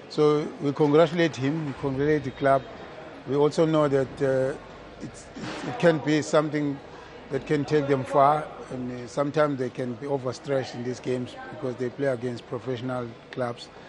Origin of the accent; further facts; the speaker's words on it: South Africa; We have very special skills, South Africans. It's a Southern African thing. I'm talking as a South African.